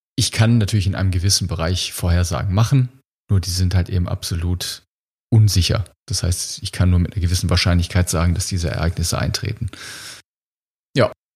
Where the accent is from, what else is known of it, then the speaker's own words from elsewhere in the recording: Germany; wir als Deutsche